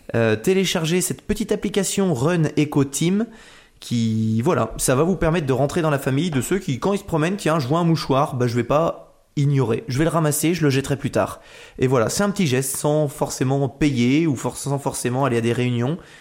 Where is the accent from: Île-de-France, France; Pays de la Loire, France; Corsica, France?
Pays de la Loire, France; Nantes; moved away; je suis Nantais à la base.